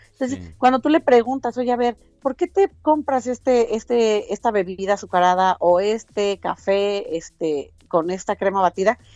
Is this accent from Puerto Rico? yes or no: no; Mexico